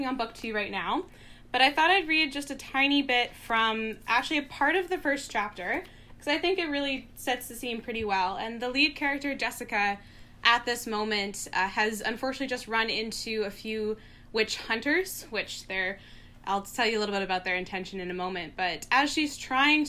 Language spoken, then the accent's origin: English; Squamish and Tsleil-Waututh territory, British Columbia, Canada; also born or lived in Guelph, Ontario; I'm currently living in Vancouver, which is on Musqueam territory, and I grew up on Squamish and Tsleil-Waututh